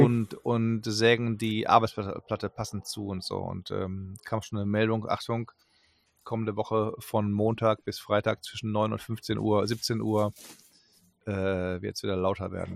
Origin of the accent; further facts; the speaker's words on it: Germany; wir kennen als Deutsche die Aussprache sofort mit der Muttermilch